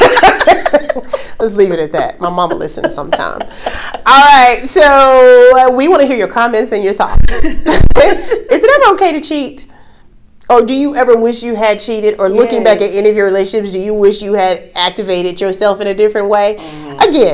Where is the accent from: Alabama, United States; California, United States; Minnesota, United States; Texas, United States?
Alabama, United States; moved away as an adult; also born or lived in New York; I was fresh from Alabama. I was in New York